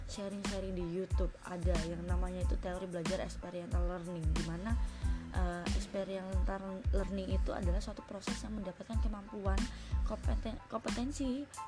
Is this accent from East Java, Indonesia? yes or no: yes; Surabaya, East Java, Indonesia; halo semuanya perkenalan dulu ya pertama-tama … dan aku dari Surabaya status masih mahasiswa semester 7